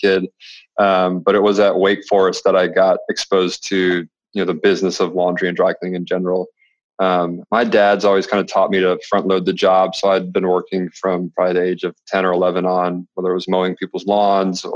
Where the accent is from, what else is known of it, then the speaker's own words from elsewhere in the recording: Red Wing, Minnesota, United States; now in Charlotte, United States; I'm from Red Wing, Minnesota, originally